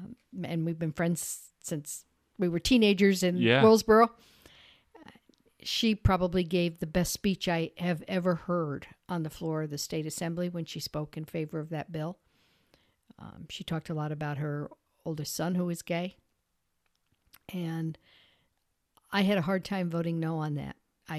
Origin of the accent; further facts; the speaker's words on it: Peru, New York, United States; And that was the era that I grew up in Peru, graduated from the Peru school, and it was good.